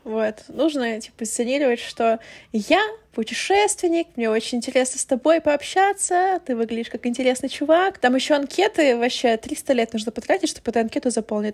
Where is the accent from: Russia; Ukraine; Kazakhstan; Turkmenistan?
Ukraine; moved away; я из Украины